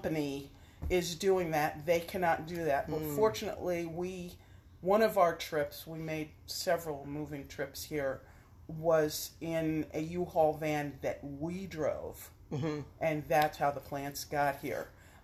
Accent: New York City, New York, United States; also born or lived in Connecticut; now in Pittsburgh, United States; I grew up in Brooklyn, New York

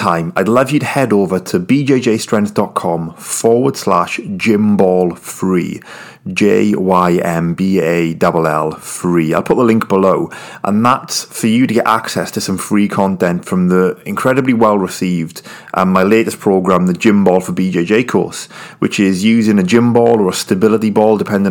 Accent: United Kingdom; I'm British

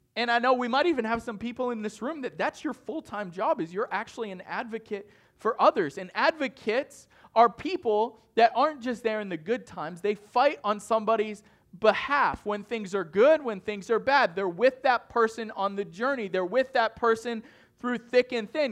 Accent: northern Maine, United States; moved away; I'm from the North Boonies of Maine, and it takes seven hours to get to Boston

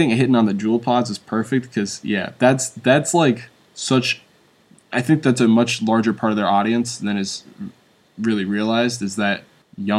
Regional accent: Deep South, United States; I grew up in the Deep South

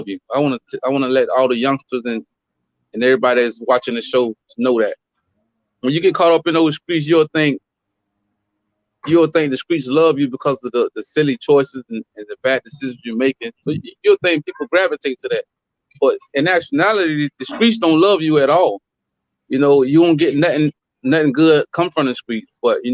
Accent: Fort Pierce, Florida, United States; I'm originally from Fort Pierce, you know, born and raised

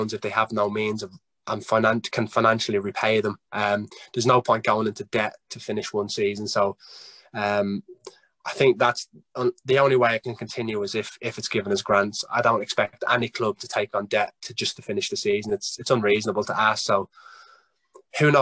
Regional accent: Ireland; now in England; I'm Irish, but I have to put on my English accent

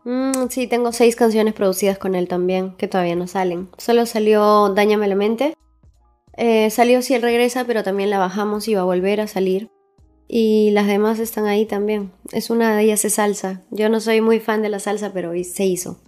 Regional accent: Huaraz, Ancash, Peru; now in Lima, Peru; yo soy de Huaraz

